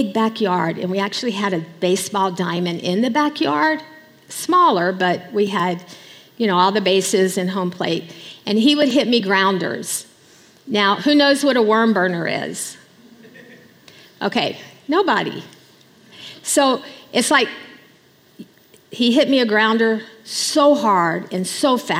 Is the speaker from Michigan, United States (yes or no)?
no; Alexandria, Louisiana, United States; moved away as an adult; also born or lived in Bangladesh; I come from Louisiana, born and raised until the day Richard and I left for Bangladesh.